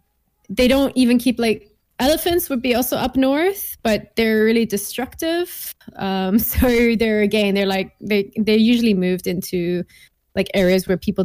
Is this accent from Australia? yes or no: no; Gaborone, Botswana; moved away as an adult; also born or lived in England / Cape Town, South Africa; now in Switzerland; It was actually like right above South Africa, Botswana, Gaborone. Yeah, okay. That's where I grew up.